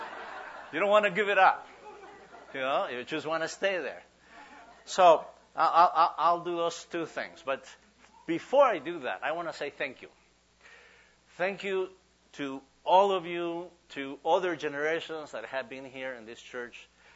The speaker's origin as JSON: {"language": "English", "region": "Huehuetenango", "country": "Guatemala", "tie": "born or raised there", "second_language": "English", "moved": "as an adult", "lives_now": "United States", "said": "We go to churches in my hometown, in Huehuetenango, Guatemala"}